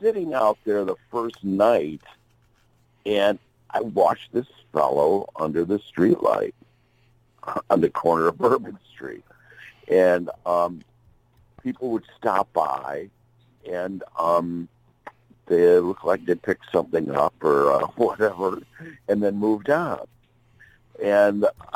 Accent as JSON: {"language": "English", "town": "Chicago", "region": "Illinois", "country": "United States", "tie": "born or raised there", "also_born_or_lived": "Tempe, Arizona", "moved": "yes", "said": "I was born in Chicago in 1949"}